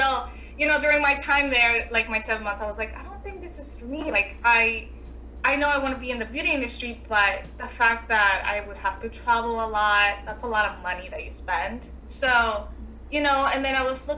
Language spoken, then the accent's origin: English; New Jersey, United States; also born or lived in El Salvador; I'm from New Jersey.